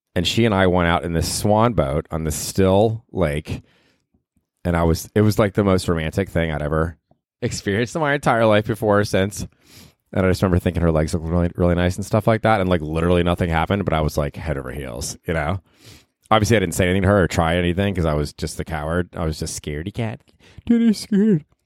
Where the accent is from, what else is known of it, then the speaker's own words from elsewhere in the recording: Tampa, Florida, United States; moved away; I grew up in Tampa